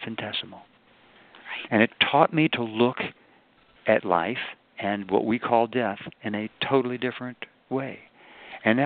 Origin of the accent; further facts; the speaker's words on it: the South, United States; I'm from the South